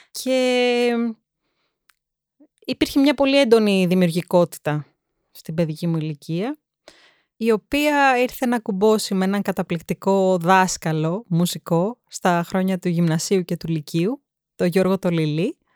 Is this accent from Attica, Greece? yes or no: yes; Athens, Attica, Greece; also born or lived in England; θα σου πω ότι γεννήθηκα στην Αγγλία, σπούδαζε η μαμά μου εκεί πέρα και το σπίτι μας ήταν απέναντι από ένα οδείο.